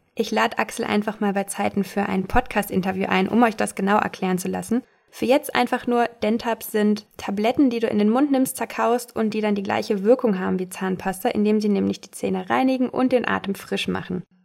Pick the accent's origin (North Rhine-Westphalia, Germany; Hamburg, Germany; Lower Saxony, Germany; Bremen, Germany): North Rhine-Westphalia, Germany; Castrop-Rauxel; aus meiner Heimat in Castrop-Rauxel